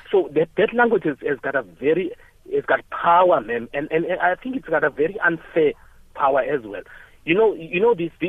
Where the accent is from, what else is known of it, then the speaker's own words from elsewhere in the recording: Western Cape, South Africa; I'm from the Western Cape, right?